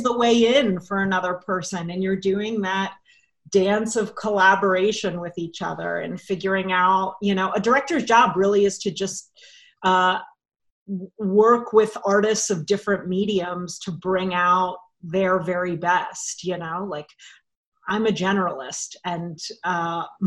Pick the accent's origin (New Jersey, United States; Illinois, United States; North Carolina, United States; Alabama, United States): North Carolina, United States; Raleigh; moved away; I'm from Raleigh. I'm staying with my parents.